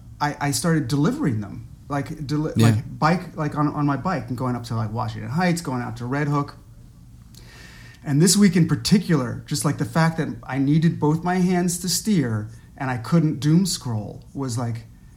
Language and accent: English; Netherlands; I have. Yeah. I was partly raised in the Netherlands, where biking is just this kind of like